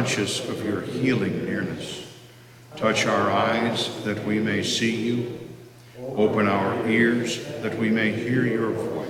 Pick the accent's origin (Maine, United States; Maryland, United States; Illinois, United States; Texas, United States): Maine, United States; Bangor; moved away as an adult; also born or lived in Germany / Virginia / New York City / West Point, New York; now in Massachusetts, United States; I attended seminary in Bangor, Maine, my hometown.